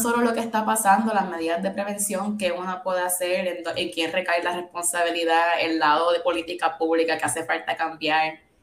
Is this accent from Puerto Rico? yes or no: yes; Puerto Rico; moved away as an adult; also born or lived in Syracuse, United States; yo viví, me crié en Puerto Rico toda mi vida, de bachillerato me fui a Syracuse University